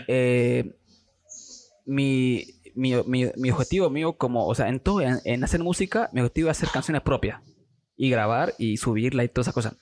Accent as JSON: {"language": "Spanish", "town": "Santa Cruz de la Sierra", "region": "Santa Cruz", "country": "Bolivia", "tie": "born or raised there", "said": "soy de Santa Cruz, de la, Sierra, nacido aquí"}